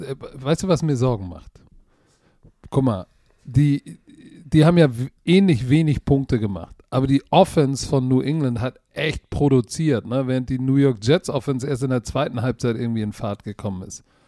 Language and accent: German; Germany; Ich bin auch Deutscher